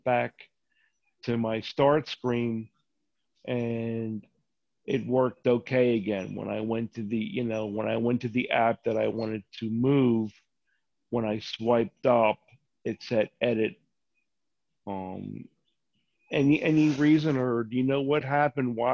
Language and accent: English; Philadelphia, Pennsylvania, United States; from the same place I've always been, Philly